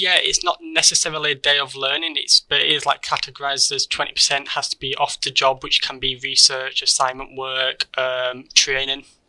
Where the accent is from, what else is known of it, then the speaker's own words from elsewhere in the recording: Keighley, Yorkshire and the Humber, United Kingdom; I born and raised in Keighley